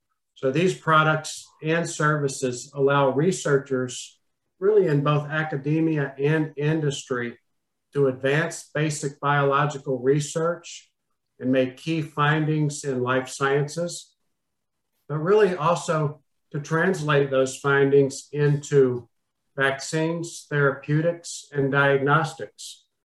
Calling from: Austin, Texas, United States; Austin, Texas.

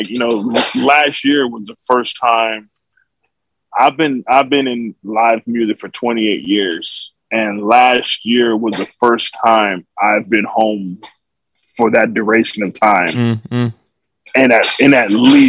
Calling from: Burbank, California, United States; I'm joining you from Center Stage Rehearsal Studio in Burbank, California, where I'm currently doing summer rehearsals

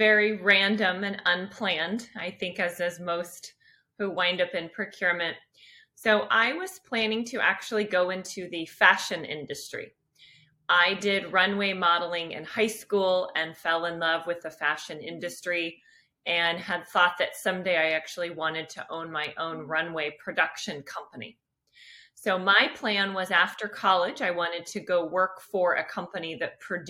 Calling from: California, United States; I'm joining from the San Francisco Bay Area. So, beautiful, warm, sunny weather today.

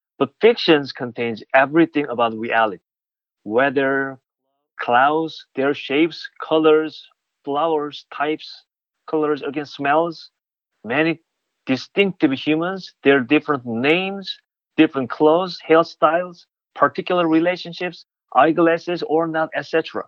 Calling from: Pittsburgh, Pennsylvania, United States; So I am joining you from Pittsburgh. It is raining now here.

